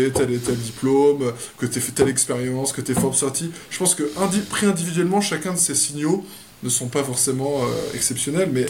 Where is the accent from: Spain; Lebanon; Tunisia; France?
France; je suis né à Saint-Germain-en-Laye, j'ai habité, j'ai déménagé en France tous les trois ans. Donc, euh, et pendant toute ma jeunesse, euh, j'ai grandi en France.